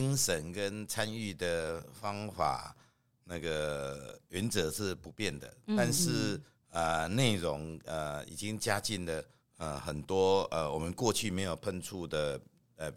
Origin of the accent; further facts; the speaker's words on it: Taiwan; 其实现在这些那个香草也好，香菜也好的味道、口感都已经慢慢进入我们台湾人的生活。